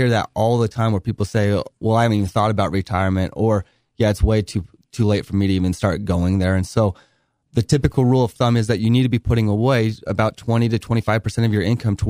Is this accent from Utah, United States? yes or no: yes; Bountiful, Utah, United States; Okay, so I grew up in Northern Utah in Bountiful. I lived there all the way up until I served an LDS mission and was gone for a couple years.